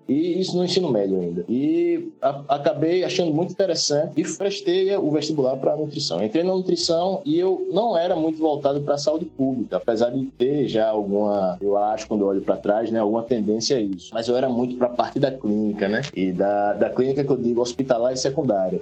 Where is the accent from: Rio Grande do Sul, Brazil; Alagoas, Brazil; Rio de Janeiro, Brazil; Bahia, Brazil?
Alagoas, Brazil; Maceió; moved away as an adult; also born or lived in Paraíba; now in Recife, Brazil; eu me considero alagoano, né? Porque morei desde dois anos de idade em Alagoas e a partir de 2015 vim para Pernambuco